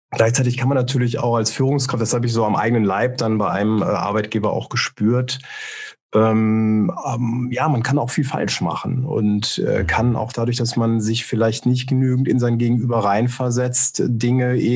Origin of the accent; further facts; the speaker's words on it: Rhineland, Germany; Also ich bin ja hier, also ich bin ursprünglich aus dem Rheinland, das erklärt das vielleicht ein bisschen nochmal.